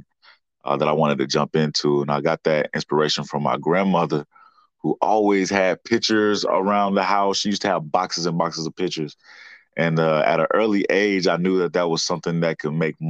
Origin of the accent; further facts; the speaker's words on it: Winston-Salem, North Carolina, United States; born and raised right here in Winston-Salem, North Carolina